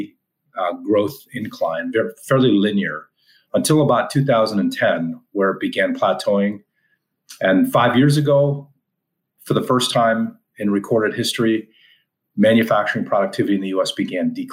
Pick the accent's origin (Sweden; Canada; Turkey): Canada; moved away as an adult; now in United States; an American that grew up in Canada, moved to the U.S. 15 years ago